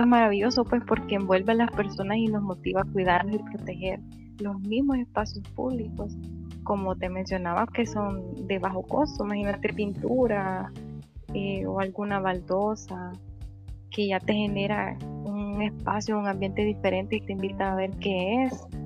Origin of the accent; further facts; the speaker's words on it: Antiguo Cuscatlán, La Libertad, El Salvador; yo soy de aquí, de Antiguo Cucatlán, y acá todo está con llave